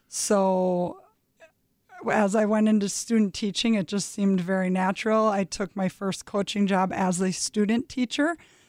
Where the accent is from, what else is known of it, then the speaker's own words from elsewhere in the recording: Green Bay, Wisconsin, United States; Yeah, I grew up in Green Bay, Wisconsin, went to Southwest High School.